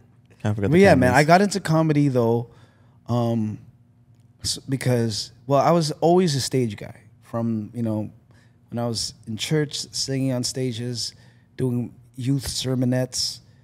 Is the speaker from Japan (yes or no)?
no; Philippines; Genetics and Asian, being Asian, you know? being Filipino.